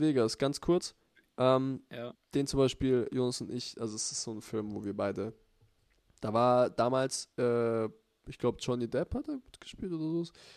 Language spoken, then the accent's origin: German; Kaufbeuren or Füssen, Bavaria, Germany; wo wir herkommen, also Kaufbeuren und Füssen.